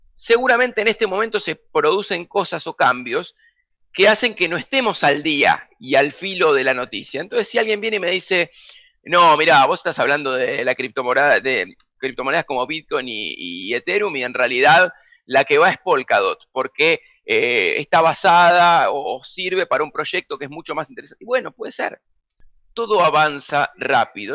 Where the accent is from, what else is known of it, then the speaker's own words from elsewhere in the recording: Buenos Aires, Argentina; yo nací en Almagro, Boedo y terminé viviendo en Parque Chacabuco, esa fue siempre mi zona de influencia, junto a Caballito también. Fui al colegio en Caballito